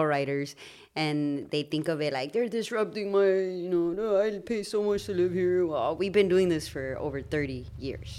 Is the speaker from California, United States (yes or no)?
yes; Los Angeles, California, United States; growing up in Highland Park, finding our identity